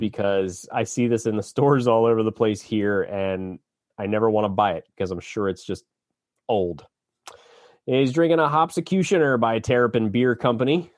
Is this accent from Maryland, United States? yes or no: yes; Annapolis, Maryland, United States; I was born in Annapolis